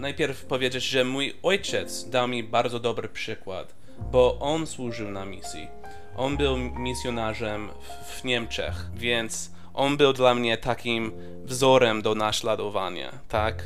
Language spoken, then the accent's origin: Polish; California, United States; moved away; ja urodziłem się w Kalifornii i ja się wychowałem w małej wiosce